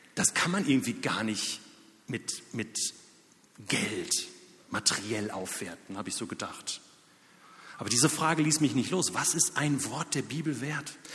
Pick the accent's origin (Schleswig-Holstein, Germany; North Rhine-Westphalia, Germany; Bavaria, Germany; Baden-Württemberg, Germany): North Rhine-Westphalia, Germany; near Dortmund; also born or lived in Zürich; now in Lörrach, Germany; Ich selbst komme aus der Nähe von Dortmund